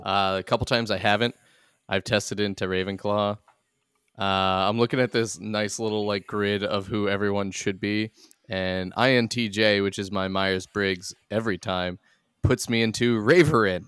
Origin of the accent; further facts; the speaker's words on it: Ireland; I'm Irish